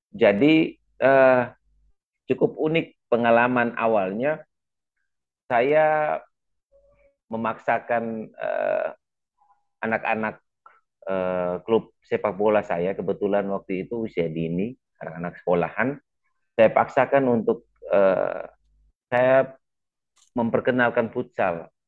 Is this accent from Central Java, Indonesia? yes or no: no; East Nusa Tenggara, Indonesia; Eh, saya dari Kabupaten Flores Timur. Itu sebuah kabupaten di ujung paling timur Pulau Flores di Eh, provinsi Nusa Tenggara Timur.